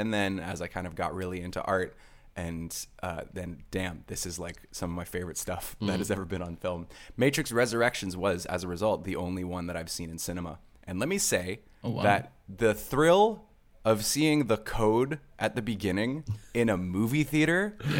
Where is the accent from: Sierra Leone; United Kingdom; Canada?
Canada; from Canada.